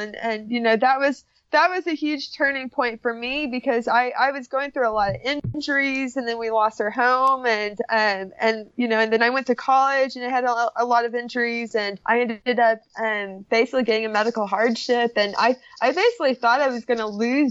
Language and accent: English; Oklahoma, United States; Growing up in Oklahoma, I grew up eating a lot of meat and a lot of beef